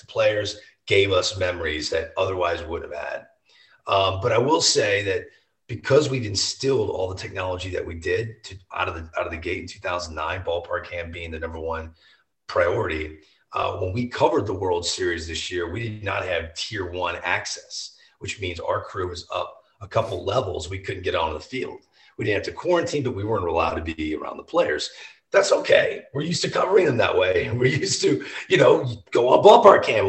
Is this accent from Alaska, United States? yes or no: no; St. Louis, Missouri, United States; I'm from St. Louis.